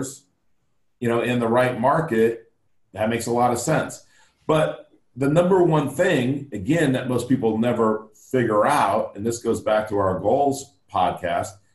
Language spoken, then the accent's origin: English; Los Angeles, California, United States; growing up in Los Angeles